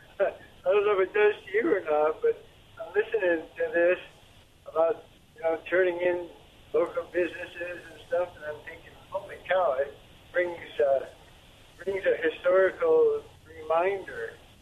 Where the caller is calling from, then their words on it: Pasco, Washington, United States; I used to call myself from the Tri-Cities, but I had to close my business down. So this is … from Pasco.